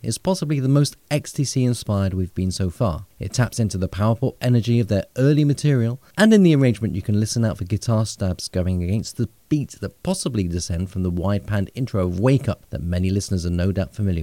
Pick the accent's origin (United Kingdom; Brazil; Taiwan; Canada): United Kingdom; Bristol, South West England; now in Bordeaux, France; I'm based in Bordeaux, southwestern France, and I'm originally from Bristol.